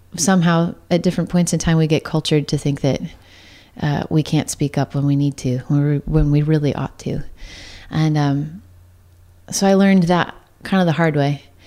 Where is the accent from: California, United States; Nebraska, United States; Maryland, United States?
California, United States; Santa Cruz County, Northern; I grew up in Northern California most of my life, but uh, which was an odd combo to like grow up in Santa Cruz County